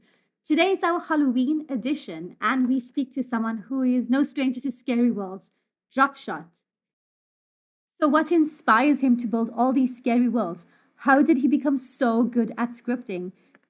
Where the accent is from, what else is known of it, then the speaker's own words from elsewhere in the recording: South Africa; I'm from South Africa, so I don't actually have the same thing.